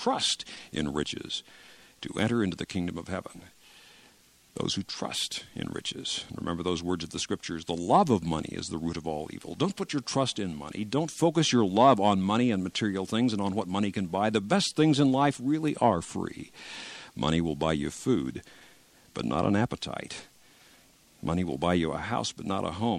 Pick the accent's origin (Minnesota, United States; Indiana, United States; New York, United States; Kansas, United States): Kansas, United States; in Kansas, my home state